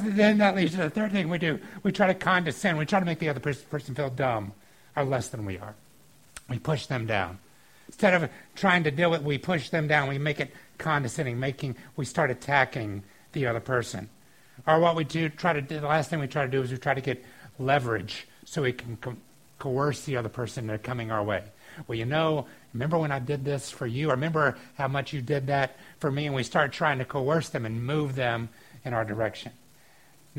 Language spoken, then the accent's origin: English; the South, United States; Growing up in the South, one of the things sometimes you would watch on TV was professional wrestling.